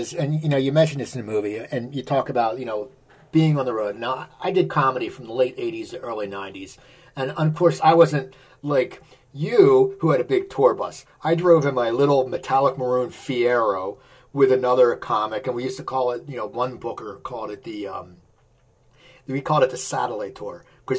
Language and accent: English; outside Philadelphia, Pennsylvania, United States; me being growing up outside Philadelphia